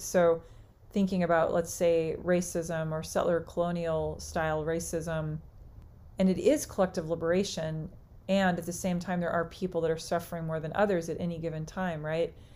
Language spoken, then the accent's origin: English; United States; all of us being as we would identify as American, United States American